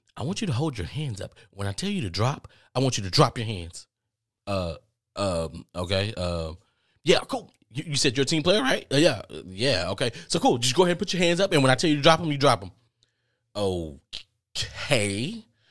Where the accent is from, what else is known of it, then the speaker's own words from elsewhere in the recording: United States; I'm from America, too